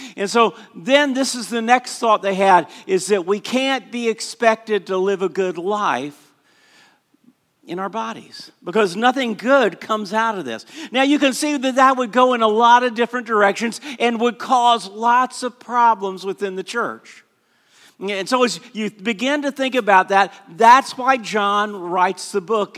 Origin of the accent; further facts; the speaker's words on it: Orlando, Florida, United States; I grew up in Southeast Christian Church in Orlando.